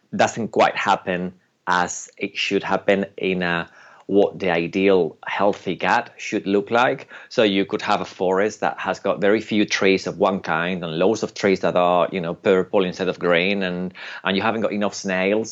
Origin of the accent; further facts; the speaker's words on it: United Kingdom; also born or lived in Spain; I'm British and Spanish, but I'm very Spanish in my ancestors